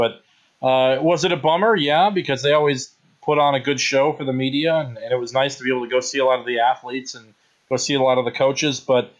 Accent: Milwaukee, Wisconsin, United States; now in Northwest Indiana, United States; I'm from Milwaukee, mm-hmm. so I'm from Jimmy's neck of the woods

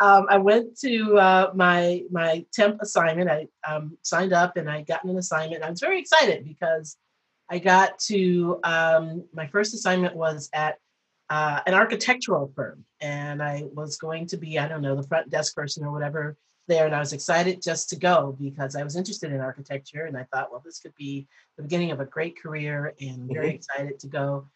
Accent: Detroit, Michigan, United States; I moved from Detroit to Chicago. I went to school in outside of Chicago. Then I moved home for a little bit, and then I moved back

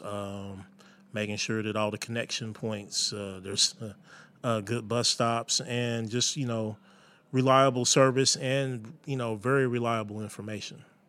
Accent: Indianapolis, Indiana, United States; growing up in Indianapolis

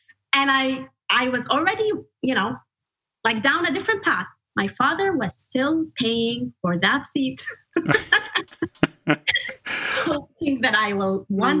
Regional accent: Kuwait; moved away as an adult; also born or lived in Egypt; And I grew up in Kuwait most of my life up until about 18 or 19 years of age. And I grew up in a very traditional family.

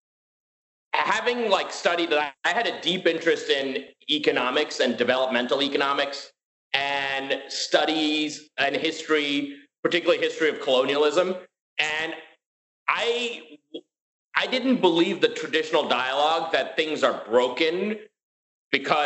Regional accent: New York City, New York, United States; also born or lived in India; I grew up in Queens and this is in like David Dinkins, New York

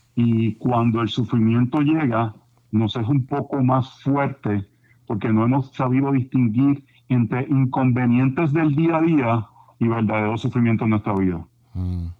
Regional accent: Puerto Rico; yo me crié como buen puertorriqueño

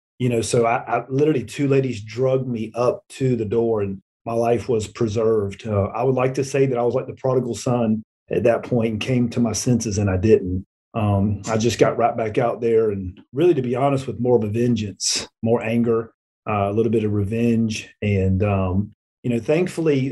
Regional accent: Florida, United States; moved away as an adult; now in Alabama, United States; I'm from Florida

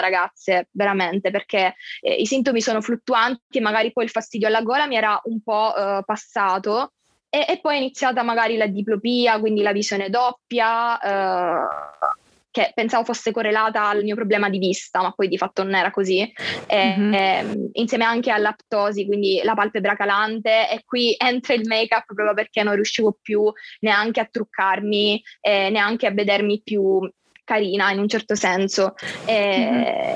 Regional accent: Catania, Sicily, Italy; ho 22 anni e sono di Catania, quindi vengo dal sud Italia

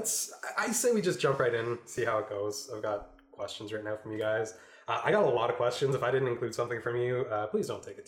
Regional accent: Canada; we're all Canadian.

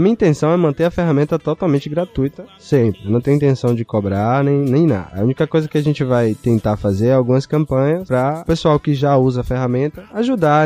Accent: Bahia, Brazil; eu sou da Bahia

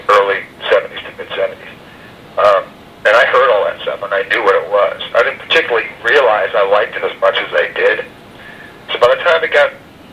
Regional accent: New Jersey, United States; obviously we're from New Jersey, we're not from New York

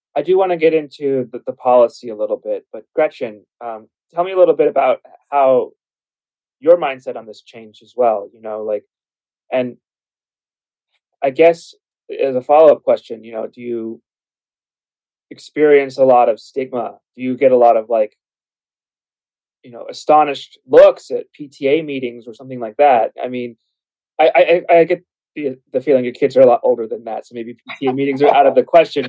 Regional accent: Arizona, United States; I'm from Arizona

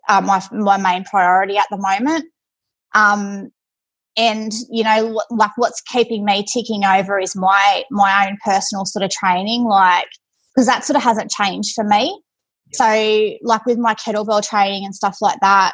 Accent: Forbes, New South Wales, Australia; I was born and raised in Forbes.

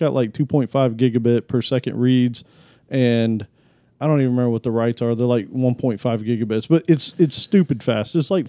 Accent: California, United States; Come on, y'all. You know I'm from California.

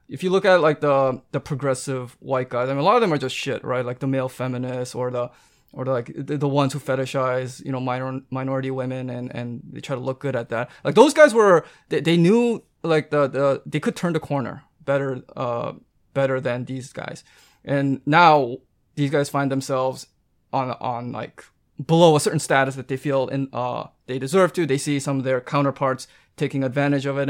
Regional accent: Canada; I'm Canadian

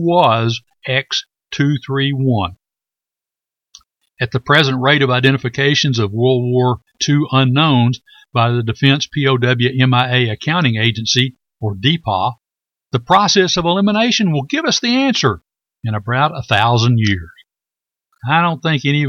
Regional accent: Corsicana, Texas, United States; my hometown of Corsicana, Texas

